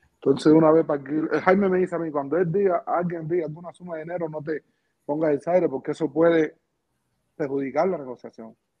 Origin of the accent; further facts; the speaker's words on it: Pinar del Río, Cuba; moved away as an adult; yo soy cubano, estoy pidiendo asilo político